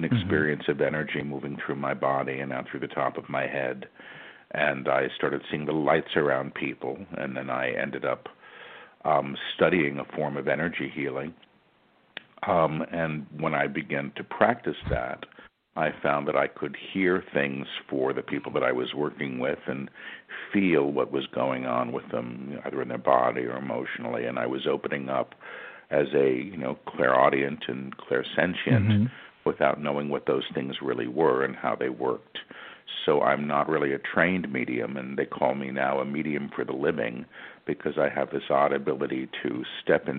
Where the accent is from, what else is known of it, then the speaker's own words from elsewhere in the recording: New York City, New York, United States; I was born in New York City, and I've lived here most of my life